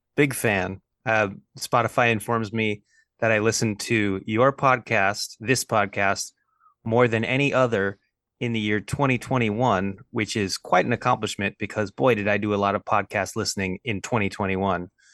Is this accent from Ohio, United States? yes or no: no; Los Angeles, California, United States; I'm from Los Angeles, California.